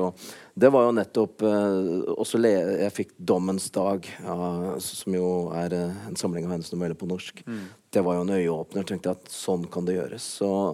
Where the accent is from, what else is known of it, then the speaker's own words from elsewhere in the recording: Kongsvinger, Innlandet, Norway; der jeg kommer fra, i Kongsvinger-distriktet